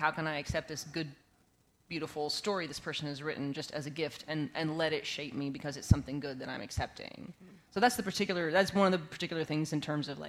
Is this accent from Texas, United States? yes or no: yes; West Texas, United States; I grew up in West Texas